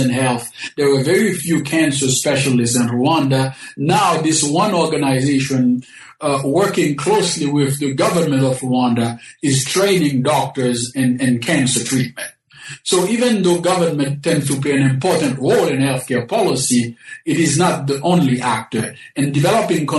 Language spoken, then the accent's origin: English; Haiti; also born or lived in Berkeley, United States / Binghamton, United States; now in St. Louis, United States; I was born in the Caribbean, specifically in Haiti.